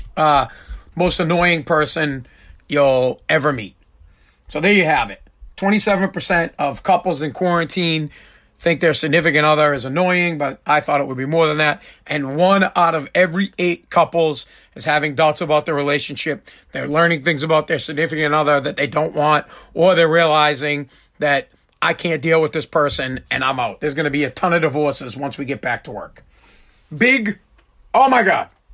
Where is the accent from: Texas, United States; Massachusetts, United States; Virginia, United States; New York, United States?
Massachusetts, United States; Boston; also born or lived in Revere, Massachusetts; I'm from Boston, right outside of Boston. I live in Revere